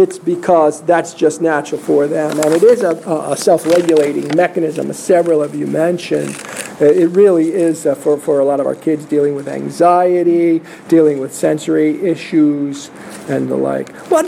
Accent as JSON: {"language": "English", "region": "New York", "country": "United States", "said": "I'm from New York. I'm loving this."}